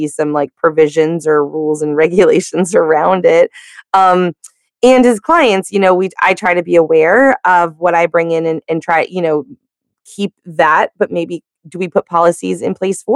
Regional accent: the South, United States; I'm from the South

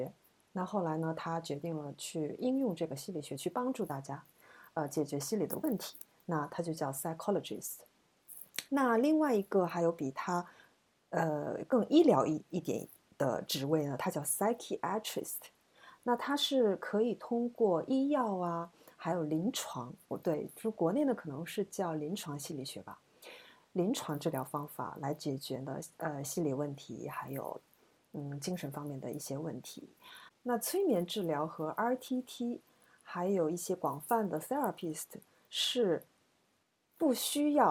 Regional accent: China; moved away; 我呢是是在中国出生，中国长大，那现在我们我们两个其实都在海外啊

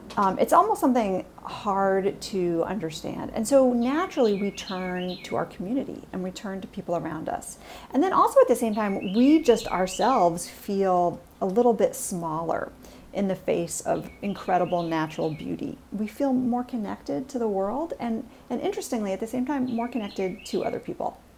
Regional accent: New York City, New York, United States; now in Washington, D.C., United States; I was a real city kid. I grew up in New York City

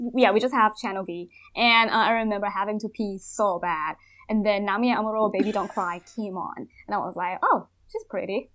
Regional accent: Thailand; born or raised there; English is a second language

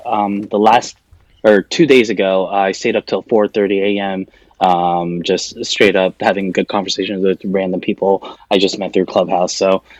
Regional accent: Laguna Hills, California, United States; English is a second language; also born or lived in Seoul, South Korea; I moved to the United States when I was in the second grade in Korea, which turned out to be when I arrived third grade in America. And then in America, it was Laguna Hills, California, which is a city in South Orange County, which is also about an hour south of Los Angeles

